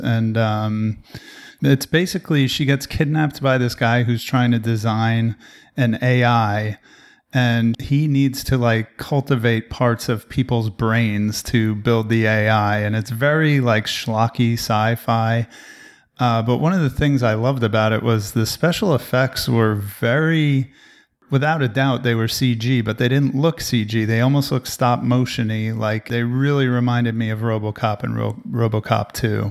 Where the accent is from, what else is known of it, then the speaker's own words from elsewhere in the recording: New Jersey, United States; now in Texas, United States; I'm from the East Coast, so if I still lived in New Jersey, I could actually drive there, but now I live in Texas